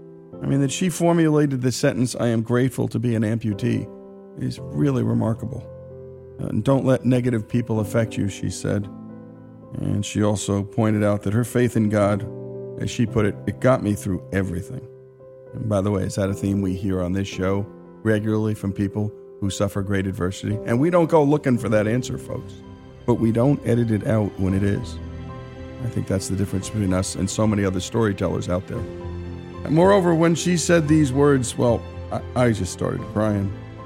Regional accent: near Passaic, New Jersey, United States; now in Oxford, Mississippi, United States; not far from my hometown and not far from Robbie's hometown, too. A town called Passaic, New Jersey.

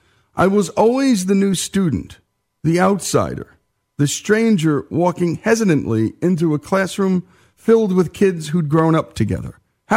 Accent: New Jersey, United States; this Jersey boy

